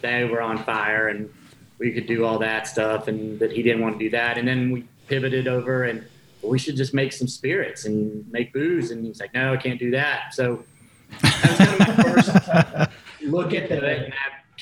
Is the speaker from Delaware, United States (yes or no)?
no; North Carolina, United States; Born and raised in North Carolina